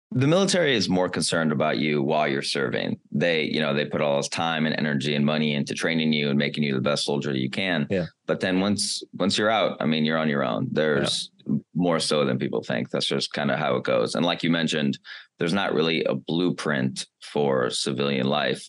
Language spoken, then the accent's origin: English; United States